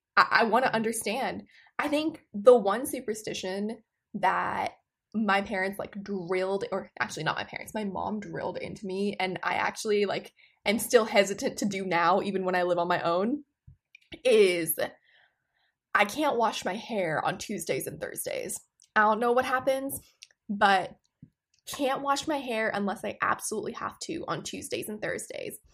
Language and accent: English; Amritsar, Punjab, India; moved away; as someone who grew up in India